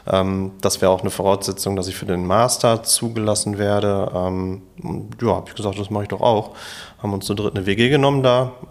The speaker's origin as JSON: {"language": "German", "town": "Bochum", "region": "North Rhine-Westphalia", "country": "Germany", "tie": "born or raised there", "said": "komme ursprünglich aus Bochum, ähm, bin hier geboren und aufgewachsen"}